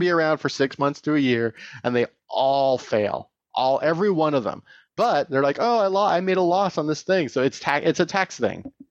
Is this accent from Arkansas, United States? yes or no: no; Tehachapi, California, United States; now in Bay Area, United States; I grew up in Tatchby